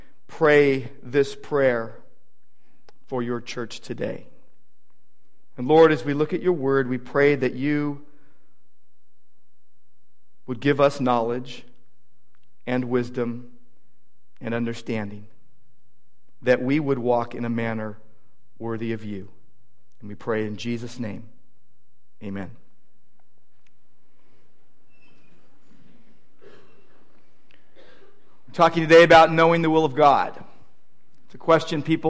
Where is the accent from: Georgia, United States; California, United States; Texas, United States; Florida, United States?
California, United States; Downey; also born or lived in Irvine; my hometown in Downey